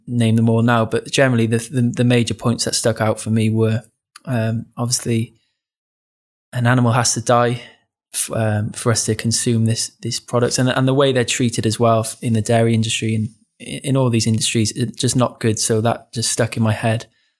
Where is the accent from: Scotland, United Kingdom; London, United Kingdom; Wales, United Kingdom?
Wales, United Kingdom; Cardiff; Which is my hometown.